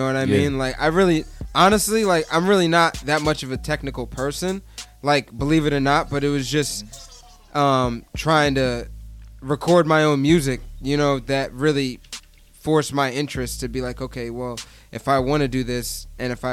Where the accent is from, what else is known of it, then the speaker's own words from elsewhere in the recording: Delaware, United States; moved away as an adult; now in Boston, United States; I'm from Delaware, not Detroit, not anywhere